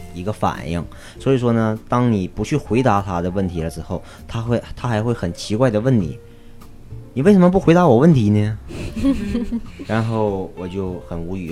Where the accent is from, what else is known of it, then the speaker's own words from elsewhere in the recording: China; now in Los Angeles, United States; 我是中国人